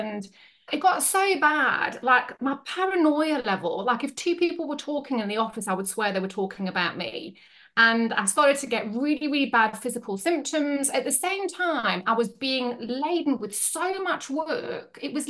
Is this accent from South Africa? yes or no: yes; South Africa; moved away as an adult; now in Yorkshire, United Kingdom; I was born in Yorkshire, but then when I was six, I moved to South Africa and I basically grew up over there. And then I came back to Yorkshire in 2000.